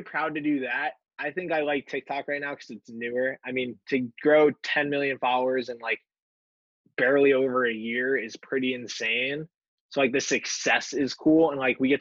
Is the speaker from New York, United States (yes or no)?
yes; Westchester County, New York, United States; I'm from Westchester